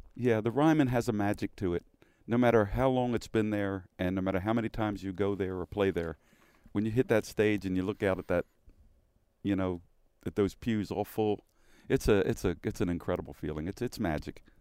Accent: Philadelphia, Pennsylvania, United States; moved away; when I was a kid growing up in Philly

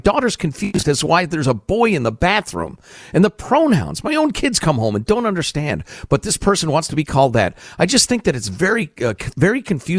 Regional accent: New York City, New York, United States; So being born and raised in New York City, being home, it saddens me to watch it go back to where it was in the early 80s.

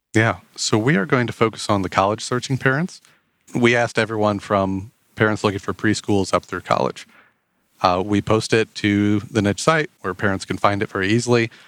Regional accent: Otterbein, Indiana, United States; now in Fort Wayne, United States; I grew up in the big city of Otterben, Indiana

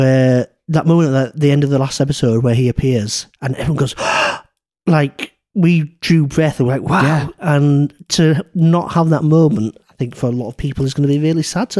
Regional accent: Garforth, Yorkshire and the Humber, United Kingdom; I grew up in Garforth, so I grew up in the very, very small town where this series is set

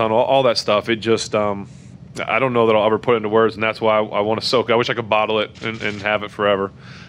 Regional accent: Ohio, United States; born there; This is home. You know, I was born in Ohio, but I live here, and I'll always be here.

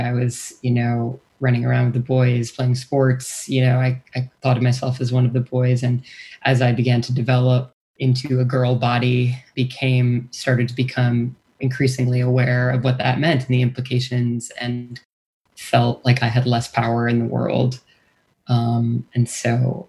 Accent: Wisconsin, United States; born or raised there; moved away

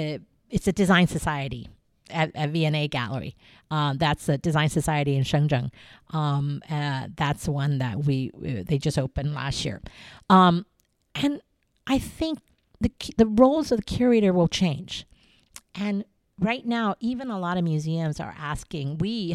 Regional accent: Taiwan; I go back to my childhood growing up in Taiwan with a palace museum in my backyard.

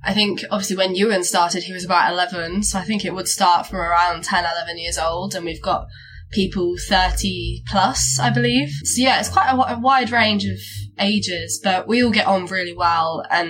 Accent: Brighton, South East England, United Kingdom; moved away as an adult; now in Bath, United Kingdom; I'm 19. I'm originally from the Brighton area, but I'm at uni in Bath at the moment

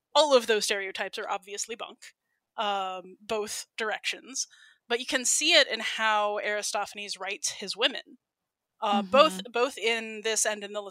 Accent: United States; I'm American

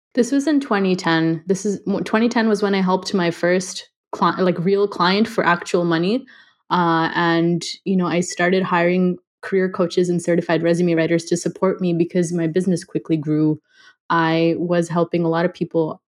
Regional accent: Los Angeles, California, United States; also born or lived in India; growing up

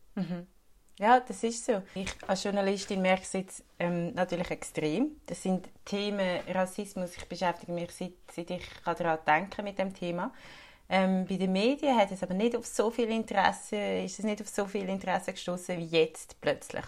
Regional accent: Switzerland; bei uns in der Schweiz

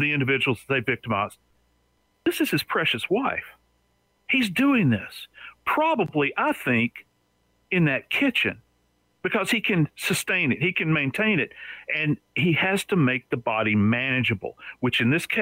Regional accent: New Orleans, Louisiana, United States; moved away; I'm from New Orleans originally.

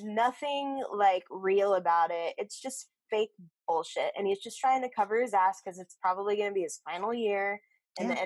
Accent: Austin, Texas, United States; I'm from Austin

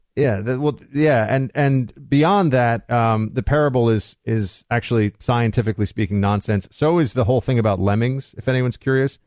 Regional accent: New York City, New York, United States; I was from New York City

